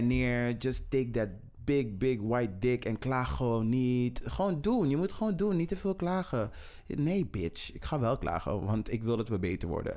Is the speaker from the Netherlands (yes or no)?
yes; Netherlands; wij als Nederlanders. Wij als Nederlanders